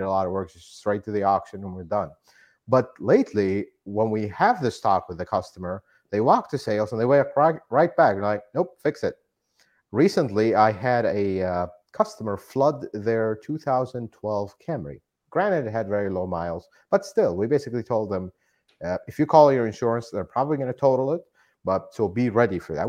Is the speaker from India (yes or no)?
no; Iraq; moved away as an adult; now in United States; I am not originally from here. I'm from Iraq. I immigrated here